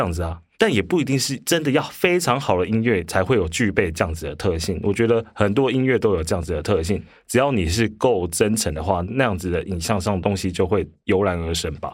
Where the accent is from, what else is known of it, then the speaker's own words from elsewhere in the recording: Hualien, Hualien County, Taiwan; moved away; also born or lived in Taipei; 我以前在花莲，我是花莲人，然后嗯。花莲以前乡下嘛，那虽然是已经是九零年代，九六，九七年